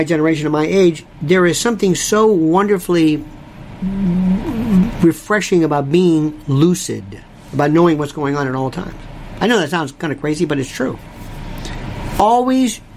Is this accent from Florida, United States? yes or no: yes; Florida, United States; now in New York City, United States; Growing up in Florida